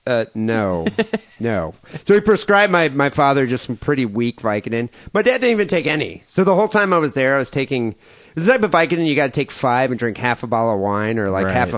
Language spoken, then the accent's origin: English; Louisiana, United States; I was born in Louisiana, so I know about that culture.